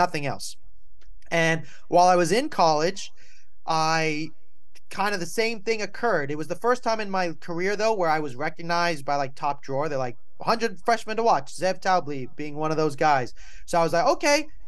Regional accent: Malibu, California, United States; also born or lived in New York; I was born in New York. I grew up in Malibu, California

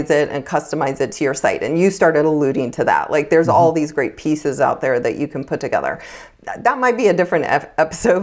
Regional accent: United States; I grew up in Lake Tahoe

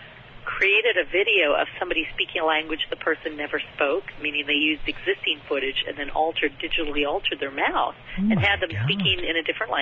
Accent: United States; As an American

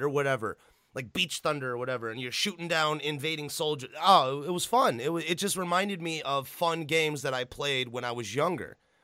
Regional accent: Illinois, United States; I grew up in Illinois

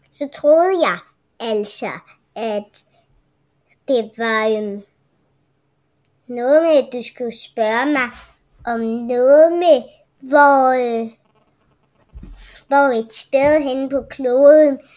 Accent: Germany; Jeg er tysker.

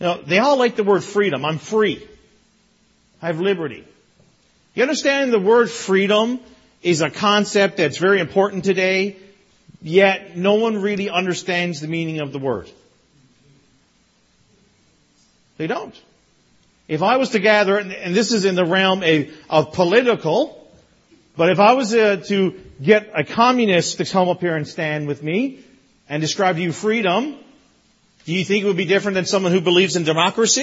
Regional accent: Newfoundland and Labrador, Canada; moved away as an adult; now in Brampton, Canada; as a child growing up in Newfoundland

